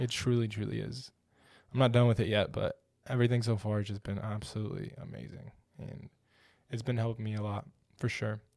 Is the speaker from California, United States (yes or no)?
no; Odessa, Texas, United States; I'm from West Texas, small town in West Texas, Odessa. smallish town